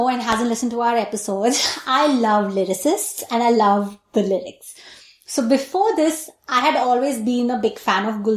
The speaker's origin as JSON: {"language": "English", "region": "Delhi", "country": "India", "tie": "born or raised there", "moved": "yes", "said": "I was born and brought up there"}